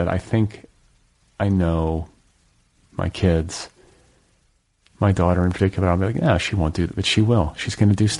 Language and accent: English; Indiana, United States; moved away; I'm from like a boring Midwest. I'm from Indiana